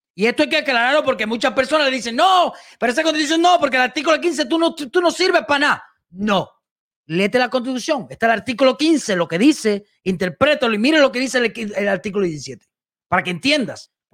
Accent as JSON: {"language": "Spanish", "country": "Cuba", "moved": "yes", "lives_now": "United States", "said": "ni soy cubano"}